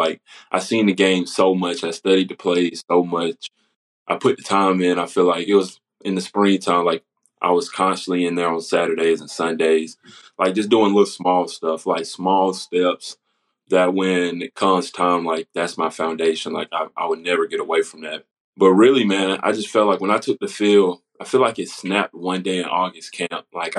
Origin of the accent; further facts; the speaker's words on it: Spartanburg, South Carolina, United States; I was from Spartanburg, South Carolina, so I knew a lot about schools like Furman, South Carolina, Clemson, Citadel.